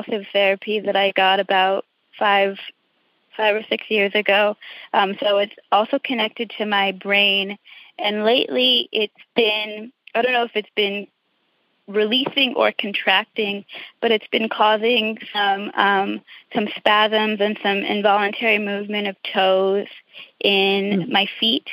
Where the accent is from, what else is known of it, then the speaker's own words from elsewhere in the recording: Long Beach, California, United States; I'm from Long Beach, California